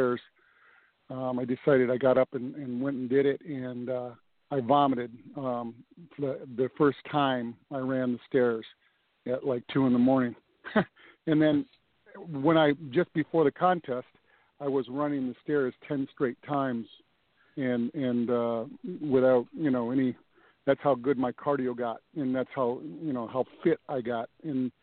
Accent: Northern Michigan, United States; moved away as an adult; also born or lived in California; I'm a Midwestern guy, so I'm from Northern Michigan

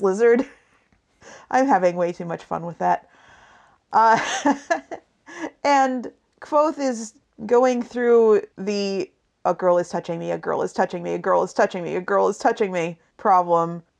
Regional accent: western Washington and/or Oregon, Pacific Northwest, United States; we both hail from the wet part of the Pacific Northwest, which is the western part of Washington and or Oregon.

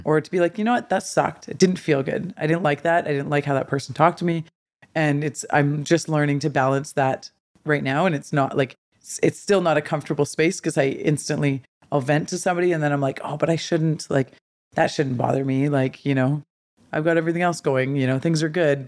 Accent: Smithers, British Columbia, Canada; I grew up in Smithers. I have three older brothers.

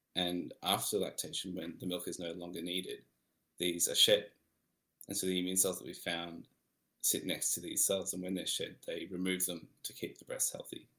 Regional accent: Melbourne, Victoria, Australia; I'm from Melbourne

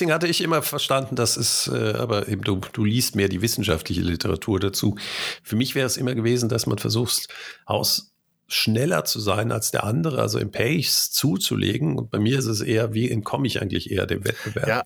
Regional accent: Cologne, North Rhine-Westphalia, Germany; ich bin in Köln geboren

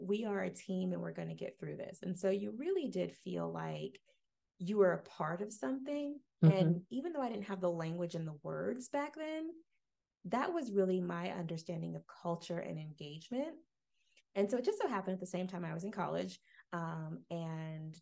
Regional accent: Jacksonville, Florida, United States; I grew up in Jacksonville

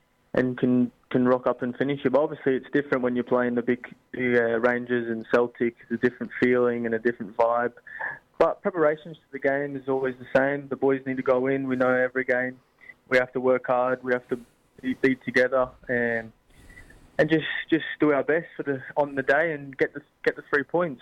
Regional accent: Australia; now in Scotland; I grew up in Australia

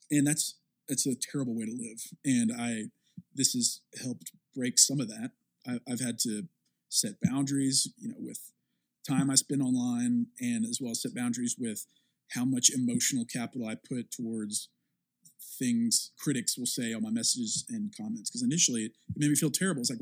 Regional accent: the South, United States; I'm from the South and there's a very specific type of church and mega church culture there

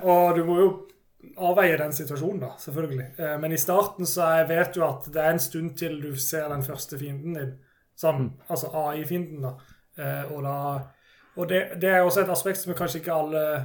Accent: Kristiansand, Agder, Norway; jeg er jo fra Kristiansand, så er jeg i Agder

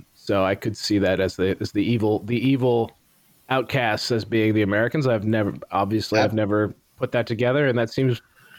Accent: Canada; What, as a Canadian?

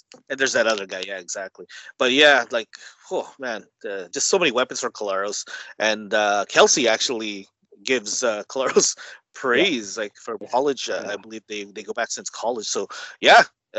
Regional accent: Canada; we're from Canada

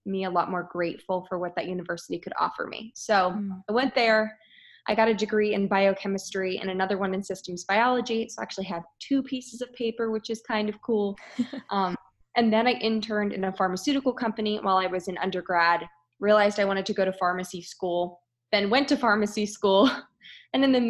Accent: Philadelphia, Pennsylvania, United States; also born or lived in Michigan / Virginia; I grew up outside of Philadelphia and I really never moved. I was here in a suburban Philadelphia for my entire life

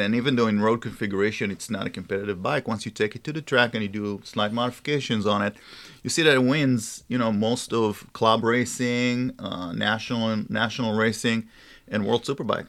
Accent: Israel; moved away; I'm from Israel

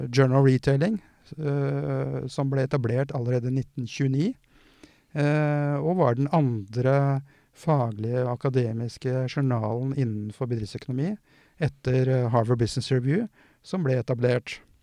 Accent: Porsgrunn, Telemark, Norway; jeg er jo fra Porsgrunn

